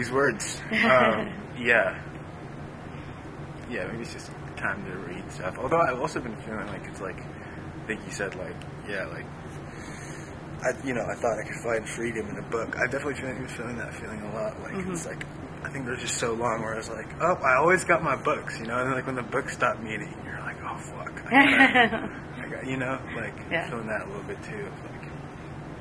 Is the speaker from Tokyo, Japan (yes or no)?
yes; Tokyo, Japan; I'm half Japanese, and I was born in Tokyo